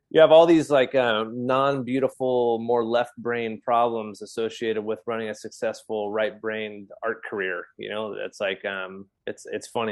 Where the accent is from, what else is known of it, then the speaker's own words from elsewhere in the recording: California, United States; moved away as an adult; also born or lived in New England; now in Exeter, United States; I'm a Californian.